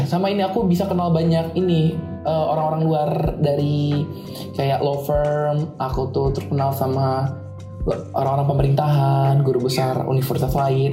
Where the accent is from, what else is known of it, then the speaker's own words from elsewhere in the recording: Jakarta, Indonesia; moved away as an adult; now in Semarang, Indonesia; aku kan asal Jakarta